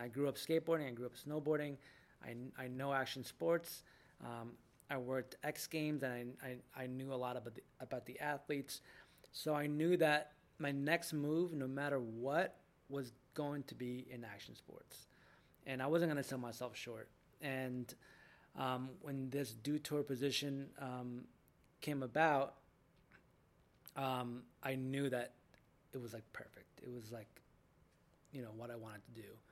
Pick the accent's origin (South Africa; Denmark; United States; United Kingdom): United States; Jackson, New Jersey; I grew up in Jackson, New Jersey